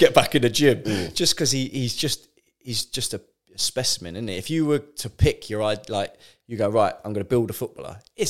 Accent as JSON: {"language": "English", "town": "Guildford", "region": "South East England", "country": "United Kingdom", "tie": "born or raised there", "said": "See, now, obviously, growing up in Guildford, I was a Man United fan."}